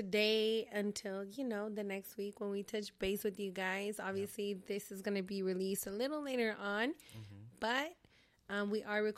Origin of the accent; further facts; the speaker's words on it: San Diego, California, United States; I am born and raised in San Diego